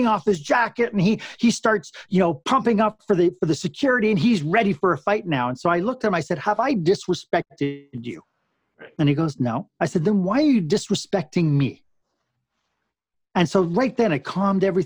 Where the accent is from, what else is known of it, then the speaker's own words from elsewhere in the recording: Canada; we're Canadian